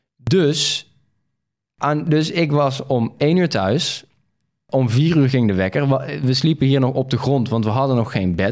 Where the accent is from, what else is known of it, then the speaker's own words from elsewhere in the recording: Veghel, North Brabant, Netherlands; ik ben geboren in Veghel.